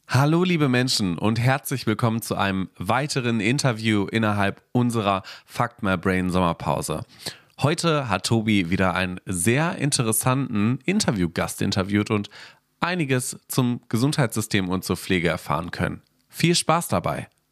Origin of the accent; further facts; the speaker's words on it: Hanover, Lower Saxony, Germany; komme aus Hannover